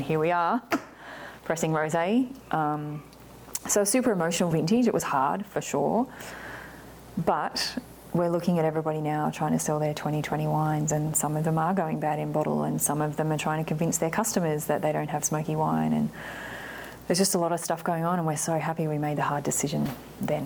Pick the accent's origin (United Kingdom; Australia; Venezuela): Australia; moved away as an adult; now in Oregon, United States; being Aussie